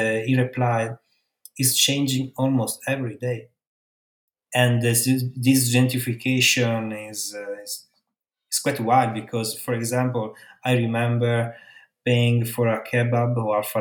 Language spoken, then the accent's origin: English; Italy; English is a second language; moved away as an adult; also born or lived in Berlin; I start to go back and forth from my hometown to Milan